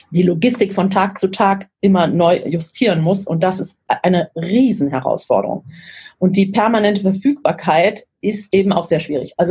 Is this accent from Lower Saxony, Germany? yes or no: yes; Lower Saxony, Germany; born there; Also ich bin ja in Niedersachsen geboren ähm, meine, der größte Teil meiner Familie lebt circa eine Autostunde von Hannover entfernt, immer noch. Ich lebe inzwischen auch wieder da, also bin auch nicht weit weg von Hannover.